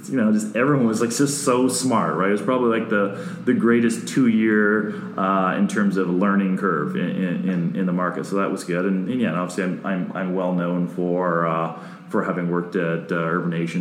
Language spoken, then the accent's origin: English; Guelph, Ontario, Canada; also born or lived in Dallas; I'm from Guelph, Ontario, so. an hour out of Toronto